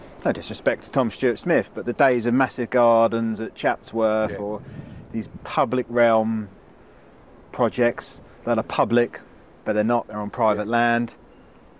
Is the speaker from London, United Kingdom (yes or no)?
no; Cambridge, East of England, United Kingdom; I come from Cambridge